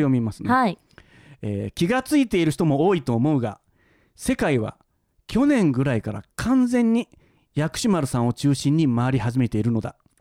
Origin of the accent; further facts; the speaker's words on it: Kansai, Japan; moved away as an adult; now in Tokyo, Japan; 関西に住んでた